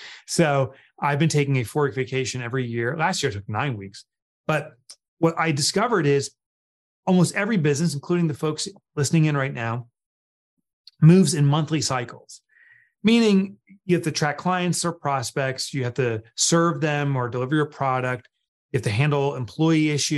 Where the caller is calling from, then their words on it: Northern New Jersey, United States; I'm calling in from New Jersey, Northern New Jersey.